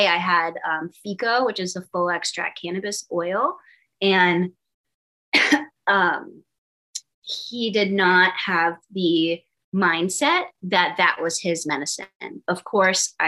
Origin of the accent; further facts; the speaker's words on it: Boston, Massachusetts, United States; moved away; I'm from the East Coast, I'm from Boston